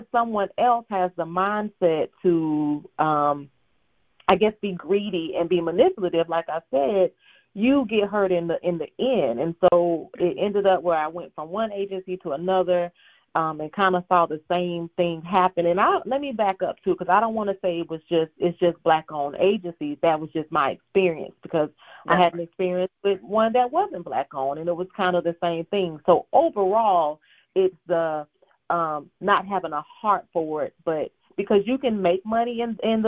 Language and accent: English; Augusta, Georgia, United States; I am from Augusta, Georgia, born and raised, a military brat, but I kind of got settled in Augusta, Georgia at 11, so I can say that I am from Augusta, Georgia